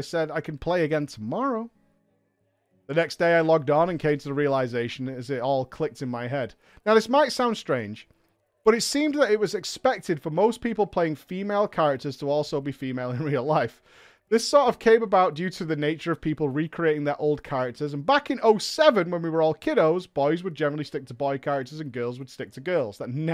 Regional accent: Manchester, North West England, United Kingdom; I'm from Manchester

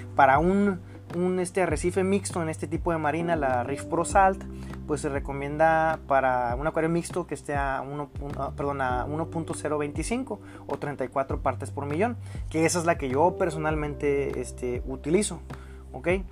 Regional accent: Mexico; yo soy mexicano

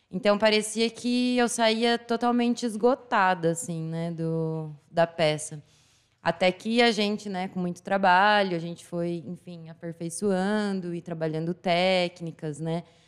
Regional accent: Assis, São Paulo, Brazil; sou daqui de Assis mesmo

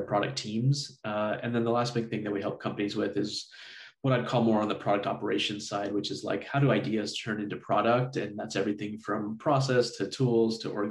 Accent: Texas, United States; also born or lived in Michigan; I grew up down here in Texas, went to college at UT Austin

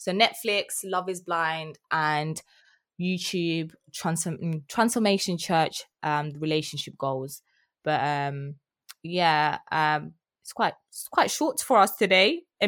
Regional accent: East of England, United Kingdom; It's so weird how I grew up in Essex, right? And she sounds like this and I don't sound like that.

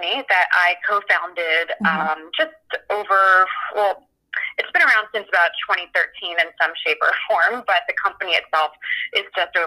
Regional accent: Philadelphia, Pennsylvania, United States; moved away; I'm from Philadelphia originally

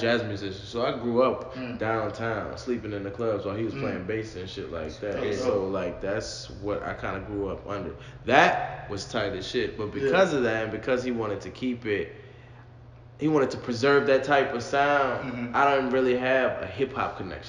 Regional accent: New Orleans, Louisiana, United States; I'm Big West Side. Algiers, Gretna, Murrow, Harvey, all those encompassing area. I'm from that side of the room.

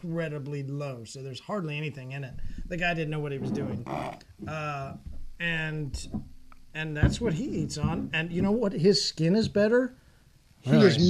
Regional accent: Oklahoma, United States; We're from Oklahoma.

